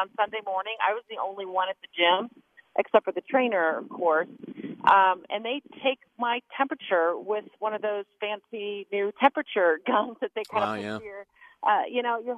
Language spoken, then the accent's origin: English; Arizona, United States; now in Utah, United States; my home state of Arizona